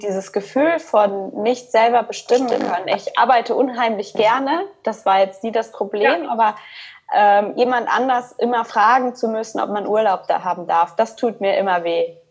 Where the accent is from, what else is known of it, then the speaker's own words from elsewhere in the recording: Cologne, North Rhine-Westphalia, Germany; now in Stuttgart, Germany; ich bin in Deutschland geboren auch, ähm, in Köln und da bin ich halt auch aufgewachsen